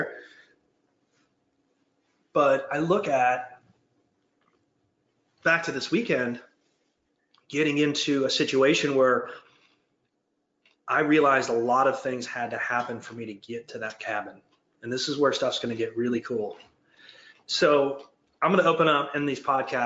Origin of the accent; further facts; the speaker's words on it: Detroit, Michigan, United States; moved away as an adult; now in Georgia, United States; I'm from like born and raised in Detroit, but I've lived here for 22 years